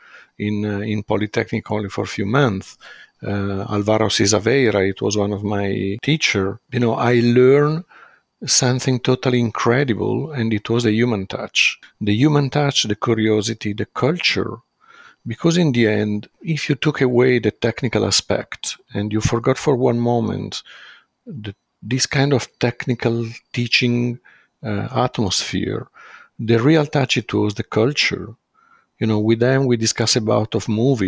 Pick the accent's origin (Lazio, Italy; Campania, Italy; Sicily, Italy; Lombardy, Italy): Lombardy, Italy; Brianza, outside Milan; English is a second language; I grew up before in Milano and before the primary school. I moved out of Milano because my family, they decide to live outside of Milano